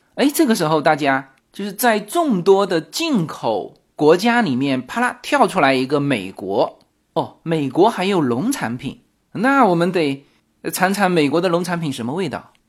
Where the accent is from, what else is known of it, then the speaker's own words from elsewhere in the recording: southern China, China; now in United States; 我作为兰方人